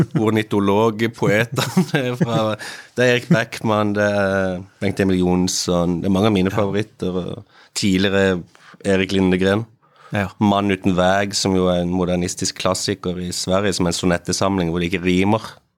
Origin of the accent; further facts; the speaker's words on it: Kristiansand, Agder, Norway; jeg kommer fra Kristiansand